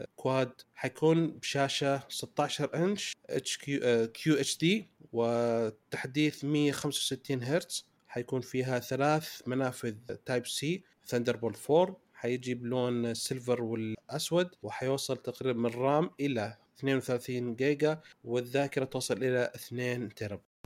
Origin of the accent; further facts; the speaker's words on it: Saudi Arabia; عندنا في السعوديه